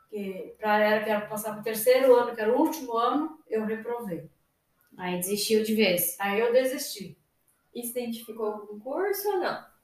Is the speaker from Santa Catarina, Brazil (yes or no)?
yes; São José do Cedro, Santa Catarina, Brazil; moved away as an adult; now in Toledo, Brazil; Eu vim de Santa Catarina, no interior de São José de Cedro, que é a cidade. Eu vim para cá com 18 anos, completando 19 anos.